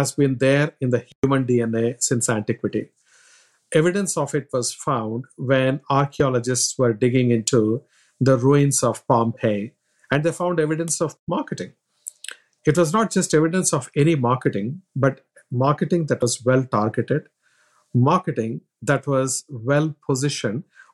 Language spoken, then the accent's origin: English; India; moved away; As to my background, I'm from India